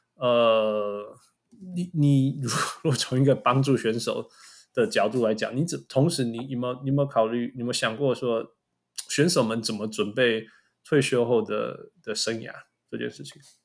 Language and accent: Chinese; Canada; 我们加拿大人是，会学法语